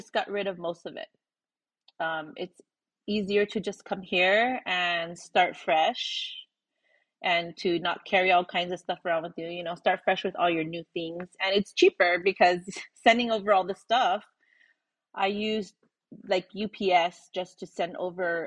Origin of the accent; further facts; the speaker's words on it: California, United States; moved away as an adult; also born or lived in Oahu, Hawaii; now in Las Vegas, United States; I was born and raised in California